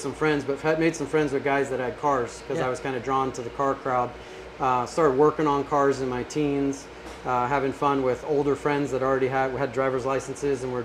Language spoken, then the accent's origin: English; Northern California, United States; I grew up in North California